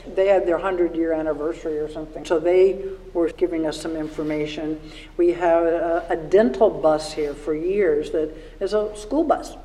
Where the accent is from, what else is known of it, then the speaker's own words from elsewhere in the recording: Washington, District of Columbia, United States; moved away; I grew up in Washington, D.C., went to the Smithsonian every grade one, grade two, grade three